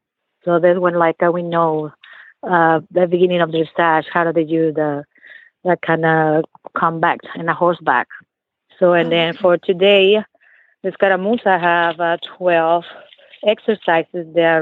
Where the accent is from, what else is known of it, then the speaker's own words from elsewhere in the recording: Mexico; now in Texas, United States; I'm born and raised in Mexico, and my first introduction was 1974 when I was 7 years old.